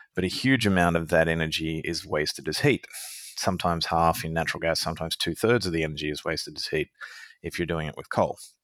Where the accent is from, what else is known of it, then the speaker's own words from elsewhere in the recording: Australia; being an Australian citizen